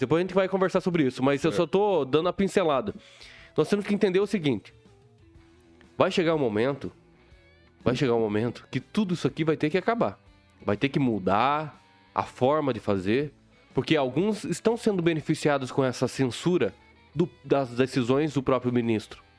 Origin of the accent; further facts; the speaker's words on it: Mato Grosso do Sul, Brazil; moved away; also born or lived in southwest Paraná; eu não era do, do sudoeste, né? Eu hum. sou de Mato Grosso do Sul